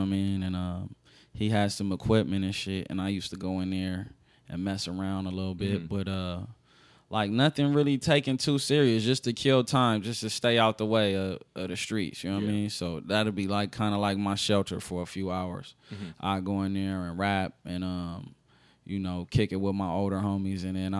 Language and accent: English; Los Angeles, California, United States; accent: Los Angeles; So I had to get myself into my full Los Angeles sound.